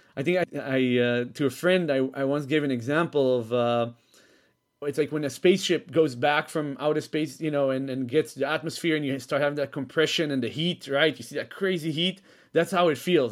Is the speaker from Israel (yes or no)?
yes; Israel; moved away as an adult; also born or lived in Netherlands; I was originally from Israel. I was born there. Um, then when I was six, I moved with my mom to Holland for four years.